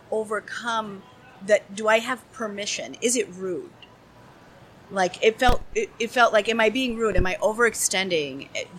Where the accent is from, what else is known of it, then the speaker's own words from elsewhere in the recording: St. Paul, Minnesota, United States; I'm from St. Paul.